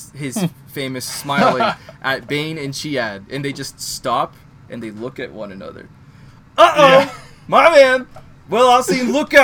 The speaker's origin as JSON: {"language": "English", "country": "Canada", "said": "I'm from Canada"}